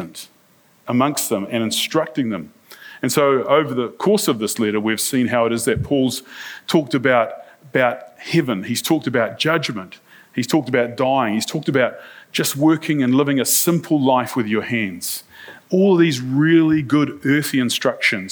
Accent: New Zealand; I'm from New Zealand. I'm a church minister

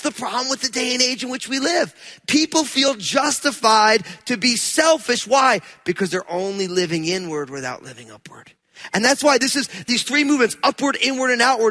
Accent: New Jersey, United States; I'm from New Jersey

